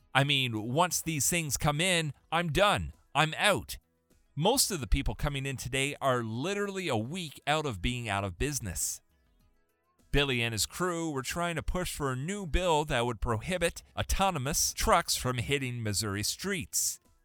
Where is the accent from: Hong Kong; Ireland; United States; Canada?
Canada; I'm Canadian.